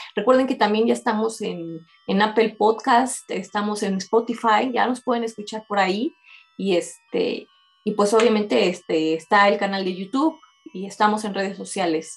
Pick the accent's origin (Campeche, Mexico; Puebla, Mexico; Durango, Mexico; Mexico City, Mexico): Mexico City, Mexico; como mexicanos, como este, coloquialmente nos dicen en, México los chilangos